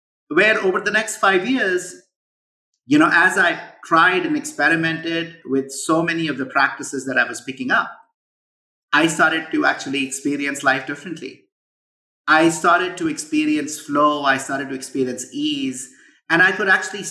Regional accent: India; moved away as an adult; now in United States; I grew up in India. I moved to the US in 97 when I was 23.

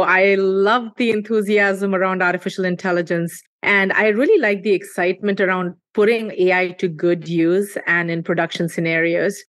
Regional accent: India; moved away; we were seeing growing up in India

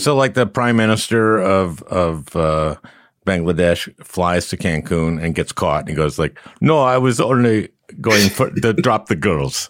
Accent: Minnesota, United States; I'm from Minnesota

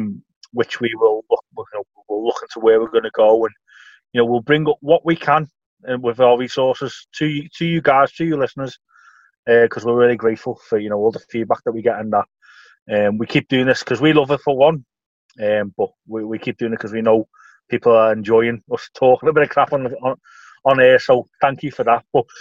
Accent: Liverpool, North West England, United Kingdom; I was brought up in Liverpool

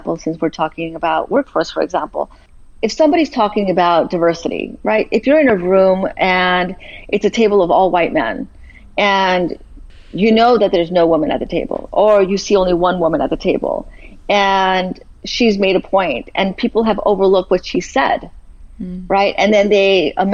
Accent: Los Angeles, California, United States; I'm originally from Boyle Heights in East

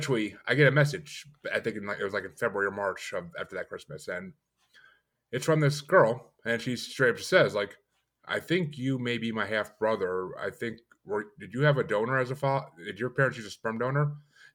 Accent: New York, United States; now in Massachusetts, United States; I'm in Massachusetts now, but I grew up in New York.

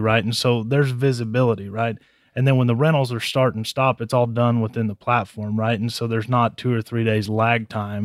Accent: Harlingen, Texas, United States; moved away as an adult; also born or lived in Stephenville, Texas; now in San Antonio, United States; I grew up in Harlingen down in the valley.

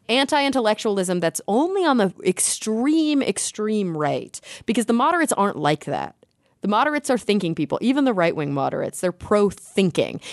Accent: Texas, United States; now in California, United States; I grew up in Texas

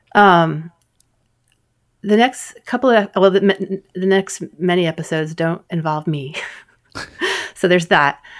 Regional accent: New York City, New York, United States; also born or lived in Bronx; I grew up in New York City

